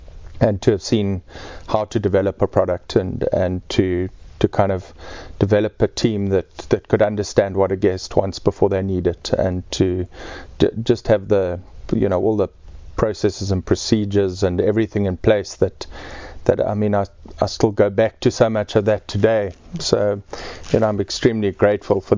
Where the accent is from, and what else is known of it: Eastern Cape, South Africa; born or raised there; moved away; also born or lived in Mpumalanga